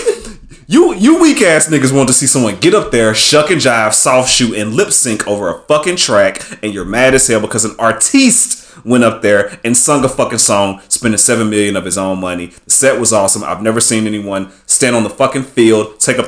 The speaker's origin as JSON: {"language": "English", "region": "the South", "country": "United States", "said": "I'm from the South"}